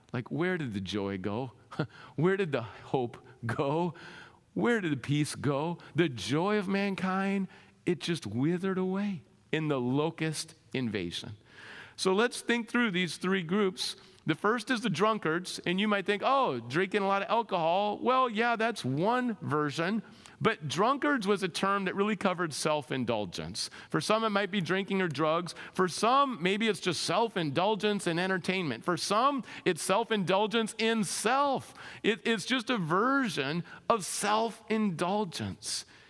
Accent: Minnesota, United States; moved away; I grew up in Minnesota.

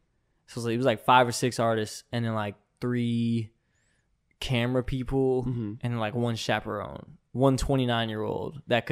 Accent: Mesa, Arizona, United States; also born or lived in Texas; Yeah, I was born in Mesa.

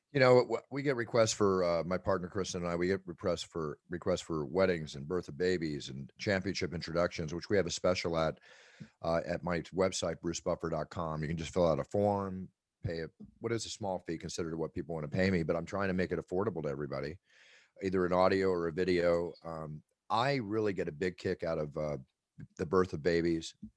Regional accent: Philadelphia, Pennsylvania, United States; moved away; also born or lived in Malibu, California; where we grew up in Philadelphia

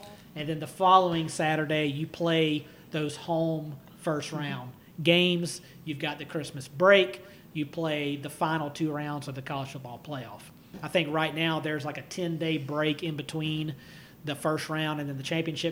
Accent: South Carolina, United States; we're from South Carolina, Clemson fans

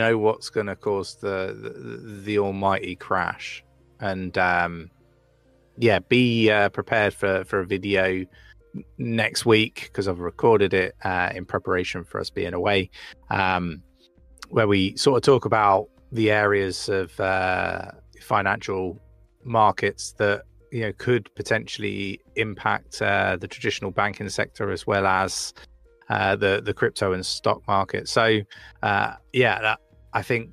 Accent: United Kingdom; now in North of England, United Kingdom; I'm not from these neck of the woods, right? I'm from down south

